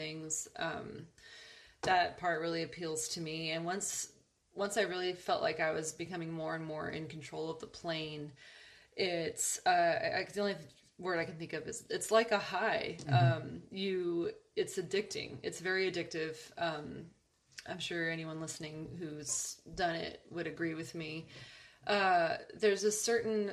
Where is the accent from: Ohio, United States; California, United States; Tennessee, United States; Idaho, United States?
California, United States; Upland; I grew up in Upland, and Upland High School has a bagpipe band